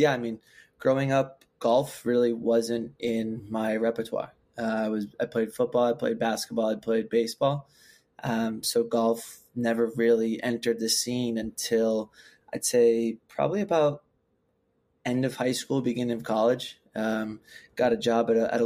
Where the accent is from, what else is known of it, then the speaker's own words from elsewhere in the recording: West Hartford, Connecticut, United States; moved away as an adult; also born or lived in Worcester, Massachusetts; now in Boston, United States; I grew up in West Hartford, Connecticut